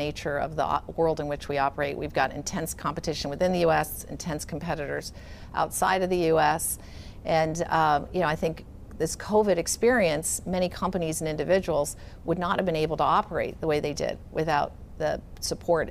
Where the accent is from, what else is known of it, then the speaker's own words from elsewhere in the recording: Silicon Valley, California, United States; also born or lived in England; I was born in England, mostly grew up in Silicon Valley